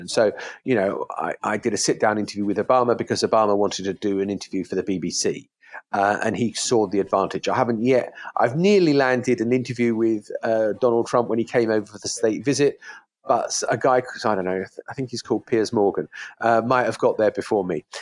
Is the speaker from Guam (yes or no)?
no; United Kingdom; as a British person